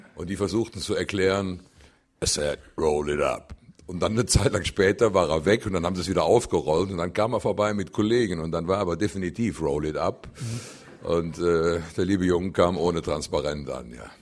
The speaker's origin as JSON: {"language": "German", "town": "Cologne", "region": "North Rhine-Westphalia", "country": "Germany", "tie": "born or raised there", "said": "wo ich geboren bin, in der Südstadt, in Köln, rund um den Klobigplatz"}